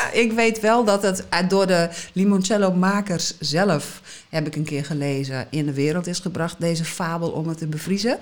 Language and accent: Dutch; Netherlands; moved away as an adult; also born or lived in Southern Italy; toen ik terugkwam naar Nederland